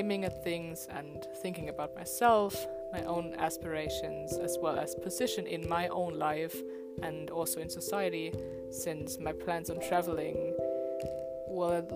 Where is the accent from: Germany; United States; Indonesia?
Germany; I was born and raised in Germany